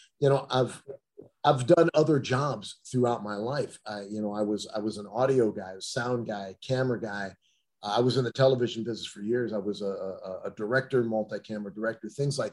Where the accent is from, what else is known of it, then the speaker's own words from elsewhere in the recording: Akron, Ohio, United States; moved away; also born or lived in Detroit, Michigan; I was born in Akron, Ohio, just south of Cleveland.